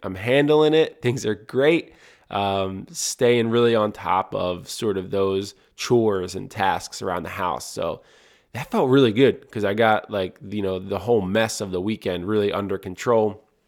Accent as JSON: {"language": "English", "town": "Audubon", "region": "New Jersey", "country": "United States", "tie": "born or raised there", "said": "where … and I grew up in Audubon, New Jersey"}